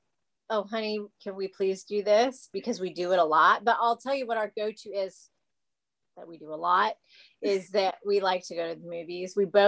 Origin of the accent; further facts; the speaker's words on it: Los Angeles, California, United States; growing up in Los Angeles